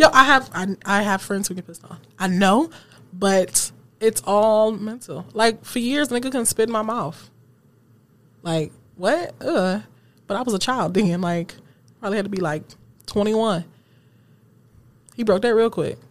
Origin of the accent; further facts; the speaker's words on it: Seven Mile, Michigan, United States; I grew up on Seven Mile